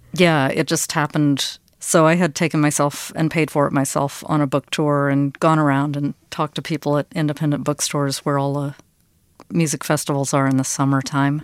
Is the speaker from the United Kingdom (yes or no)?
no; the South, United States; also born or lived in Vienna; we're from the South. I'm Southern